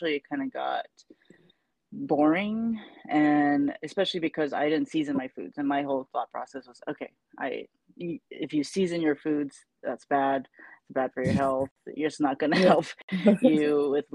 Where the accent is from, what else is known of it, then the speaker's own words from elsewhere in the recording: Saipan, Northern Mariana Islands; moved away; I'm originally from Saipan